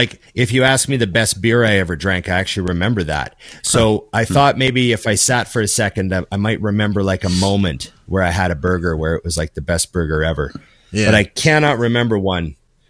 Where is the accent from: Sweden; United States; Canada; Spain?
Canada; Well, I'm Canadian